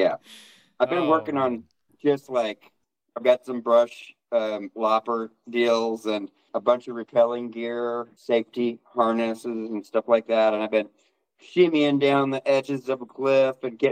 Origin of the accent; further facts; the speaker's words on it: Oklahoma, United States; also born or lived in Hawaii / Colorado; I was born in Oklahoma, yes. Lived in Oklahoma a good probably portion of maybe half of my life